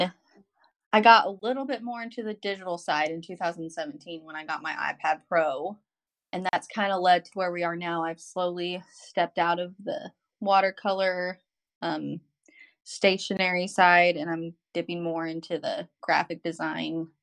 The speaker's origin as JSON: {"language": "English", "region": "Arkansas", "country": "United States", "also_born_or_lived": "California", "moved": "as an adult", "said": "I'm from Arkansas we moved to California because that's where he was stationed"}